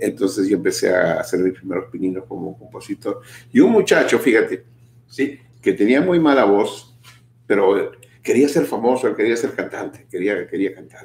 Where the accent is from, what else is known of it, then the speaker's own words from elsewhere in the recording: Lima, Peru; moved away; participaba en varios programas en mi país, en Lima, en los programas juveniles de ese tiempo.